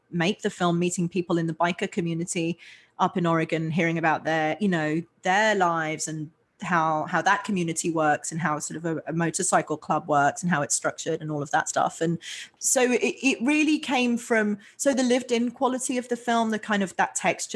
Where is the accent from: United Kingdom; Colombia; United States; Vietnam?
United Kingdom; London; moved away as an adult; I grew up in London in England